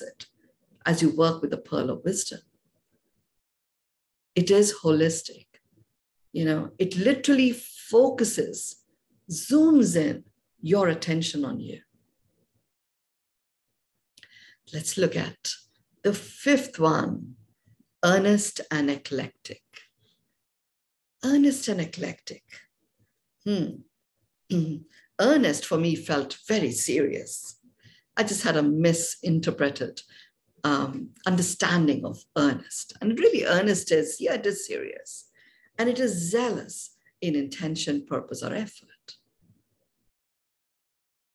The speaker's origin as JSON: {"language": "English", "country": "India", "tie": "born or raised there", "said": "I was born and brought up in India"}